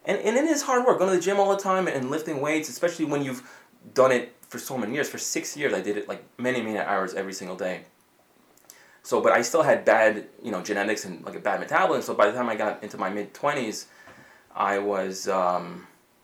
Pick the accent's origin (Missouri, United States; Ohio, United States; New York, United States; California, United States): New York, United States; New York City; moved away as an adult; also born or lived in Romania; now in Connecticut, United States; I grew up here in Bayside